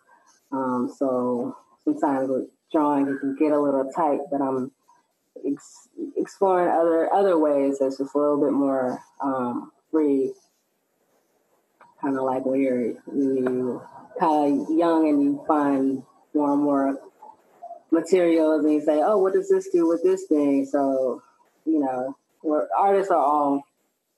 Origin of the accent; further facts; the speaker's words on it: San Francisco, California, United States; I was born and raised in San Francisco